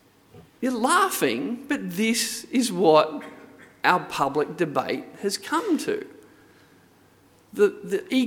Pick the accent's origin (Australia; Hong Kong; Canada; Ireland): Australia; Hunter Valley, New South Wales; I grew up in the Hunter Valley